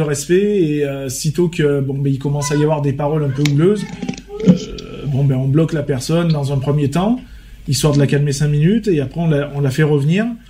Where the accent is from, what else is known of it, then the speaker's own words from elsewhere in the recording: Vaucluse, Provence-Alpes-Côte d'Azur, France; on est on est majoritairement tous des Vauclusiens